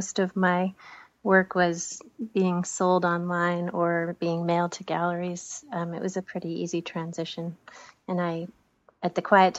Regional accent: Bar Harbor, Maine, United States; also born or lived in Portland, Maine; I grew up here outside of Bar Harbor, which is on the other side of the island

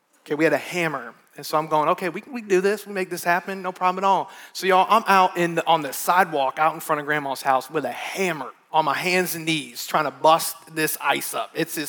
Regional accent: Midwest, United States; moved away; I grew up in it in the Midwest

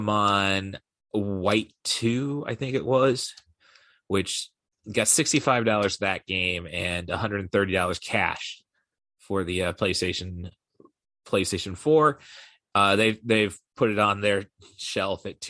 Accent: Morton, Illinois, United States; moved away; back in my hometown before they expanded the movie theater, there's only one screen, and this is in Morton, Illinois.

